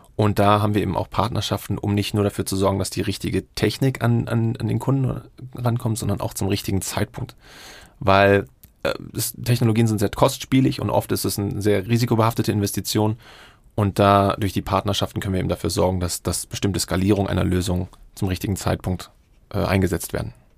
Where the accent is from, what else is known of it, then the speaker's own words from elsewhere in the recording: Berlin, Germany; moved away as an adult; now in Singapore; meine Heimatstadt ist eigentlich Berlin, aber ich lebe in Singapur